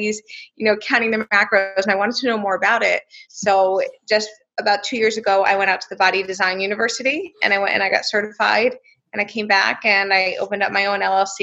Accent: New Jersey, United States; I'm from New Jersey

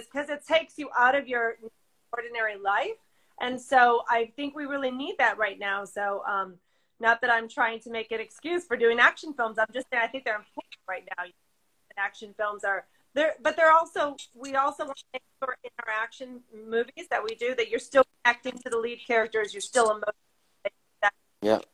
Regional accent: Chicago, Illinois, United States; I'm from Chicago, and I was an actress

